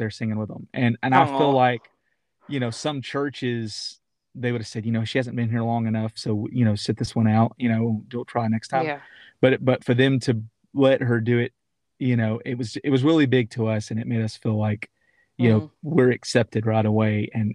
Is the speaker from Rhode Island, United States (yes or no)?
no; Knoxville, Tennessee, United States; the church that I grew up in Knoxville, Tennessee